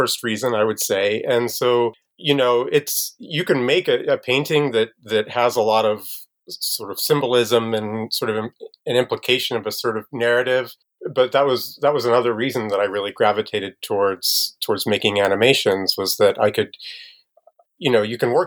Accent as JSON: {"language": "English", "town": "Harrisonville", "region": "Missouri", "country": "United States", "tie": "born or raised there", "said": "I grew up in Harrisonville, Missouri, which is a little bit south of Kansas City."}